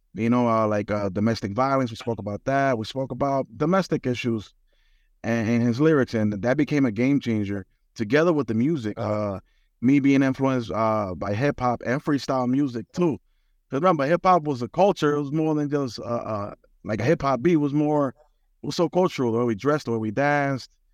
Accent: New York City, New York, United States; I'm born and raised in the Bronx

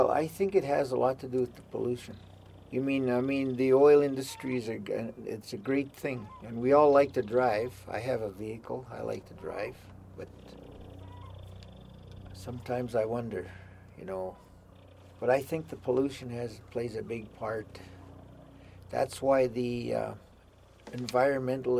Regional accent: Calling Lake, Alberta, Canada; I'm originally from Calling Lake, Alberta. I was born there, born and raised.

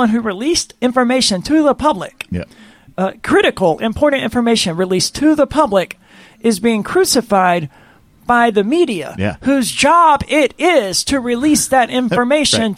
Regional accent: Mississippi, United States; I'm from the South, from the state of Mississippi

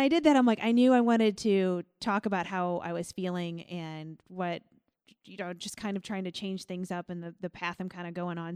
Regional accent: Millstot, Illinois, United States; moved away; I'm from Millstot, Illinois

